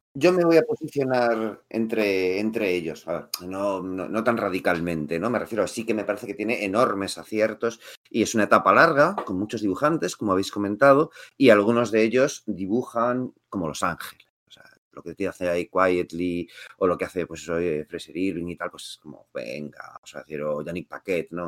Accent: Madrid, Community of Madrid, Spain; yo no soy de Ma, de Barcelona, yo soy de Madrid

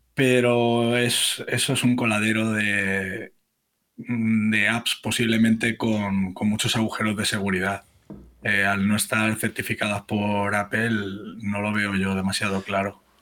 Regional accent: Barcelona, Catalonia, Spain; moved away as an adult; now in Toledo, Spain; nací en Barcelona y con unos 20 años o así me vine a vivir a Toledo

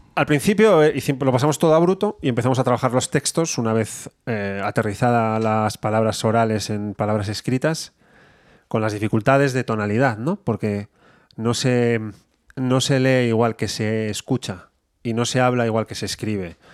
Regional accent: Bilbao, Basque Country, Spain; soy de Bilbao

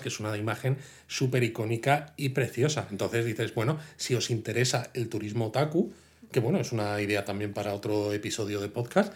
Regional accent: Madrid, Community of Madrid, Spain; yo soy de Madrid

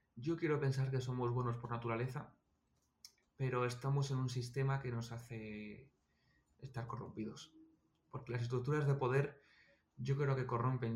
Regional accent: Almería, Andalusia, Spain; yo nací en Almería

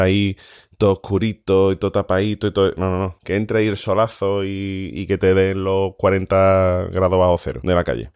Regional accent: Andalusia, Spain; nosotros que somos andaluces la mayoría

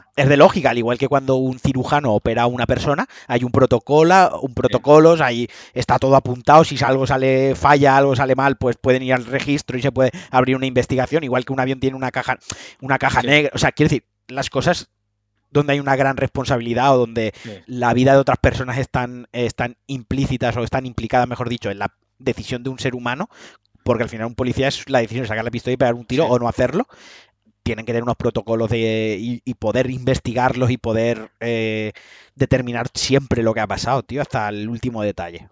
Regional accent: Spain; He nacido en España

